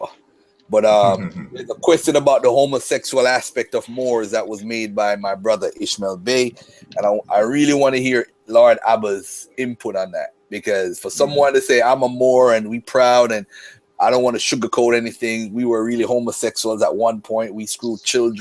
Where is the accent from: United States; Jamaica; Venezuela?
Jamaica; I'm from Jamaica